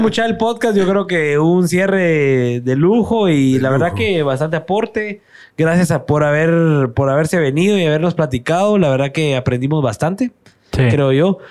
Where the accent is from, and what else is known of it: Guatemala; accent: Chapín